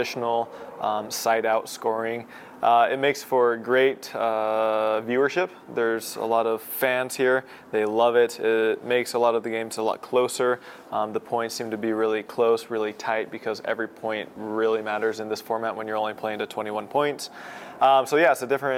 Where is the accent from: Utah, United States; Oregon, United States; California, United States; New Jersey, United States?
Utah, United States; I'm from Utah